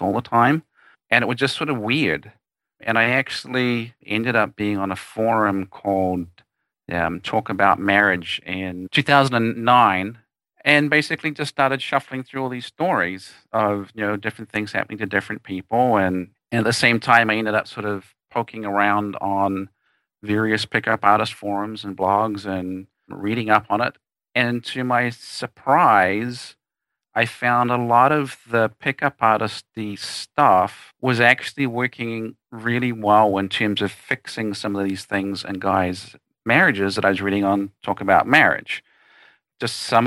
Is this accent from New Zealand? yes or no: yes; New Zealand; moved away as an adult; now in United States; I am in fact from New Zealand, the smaller, more attractive country of the two, and born, raised there until 1994. And then I came to the United States